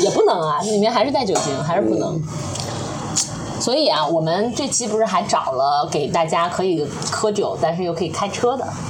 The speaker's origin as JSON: {"language": "Chinese", "region": "Shanghai", "country": "China", "tie": "born or raised there", "said": "我是上海人"}